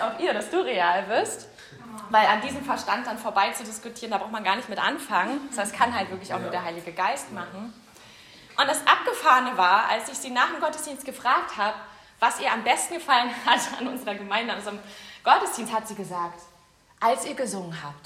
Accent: Berlin, Germany; ich komme ja aus Weißensee, ich bin auch Urberlinerin

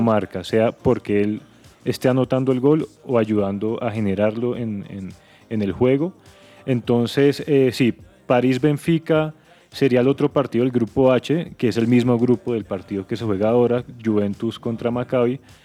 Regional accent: Colombia; como colombianos

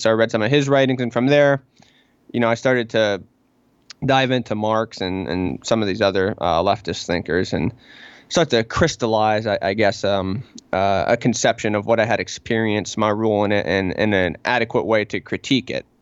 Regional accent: Pittsburgh, Pennsylvania, United States; I am from Pittsburgh, of course, the Pittsburgh area

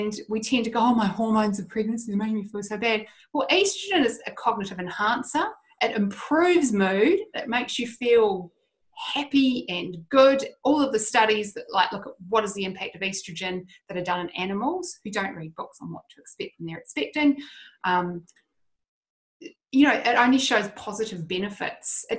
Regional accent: Christchurch, Canterbury, New Zealand; I'm from Christchurch, so my family went through all the Christchurch earthquakes

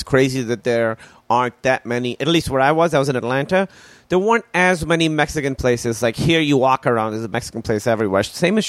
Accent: Pakistan; born or raised there

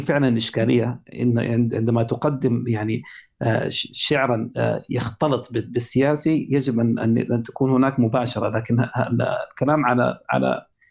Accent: Sudan; عندنا في السودان

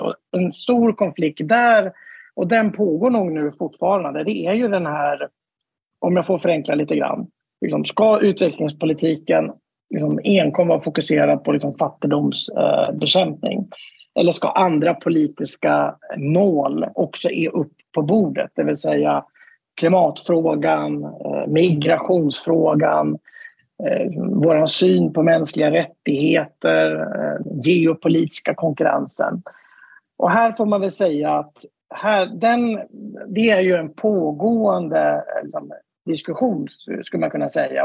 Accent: Sweden; jag är svensk

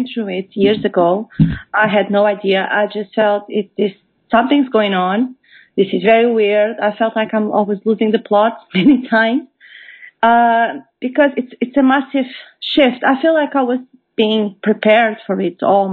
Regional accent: Portugal; moved away as an adult; now in United Kingdom; I am originally from Portugal. I have relocated to the UK about 10 years ago.

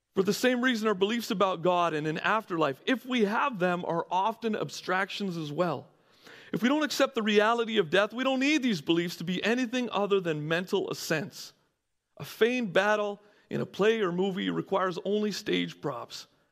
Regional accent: Canada; moved away as an adult; also born or lived in California; I'm coming from Canada

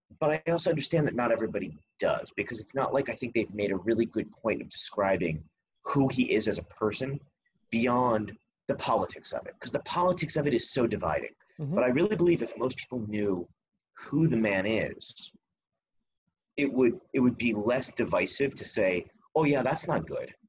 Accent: East Coast, United States; I grew up on the East Coast, right? I don't know if everybody outside of the East Coast has known Donald Trump as long as we have.

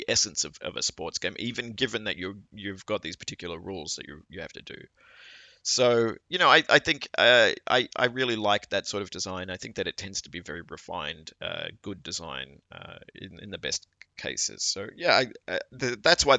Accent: Australia; am an Australian, and you know, Australia is a sporting culture, and I grew up watching a lot of sports.

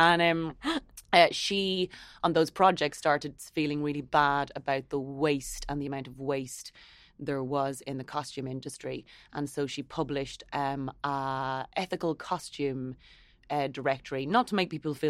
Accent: Ireland; I think we all have as Irish people is being conscientious

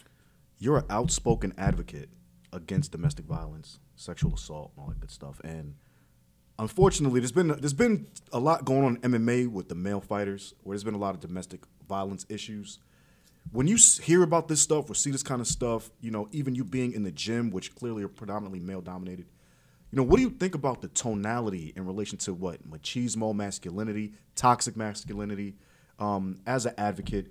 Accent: New York, United States; I'm a New York person. I'm a New York native

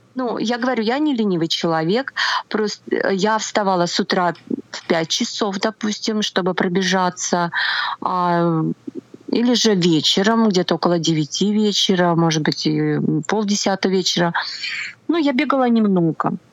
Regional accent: Nizhny Novgorod, Nizhny Novgorod Oblast, Russia; moved away as an adult; also born or lived in Tatarstan / Ivanovo; now in Moscow, Russia; Я родилась в Татарстане, потом я переехала в Нижний Новгород, э, прожила я там все свое школьное детство.

